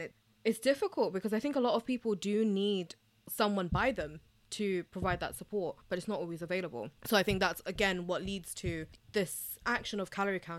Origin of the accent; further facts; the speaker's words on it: United Kingdom; Now, I'm British Bangladeshi, and you know, being a woman of color, it comes with a lot of other factors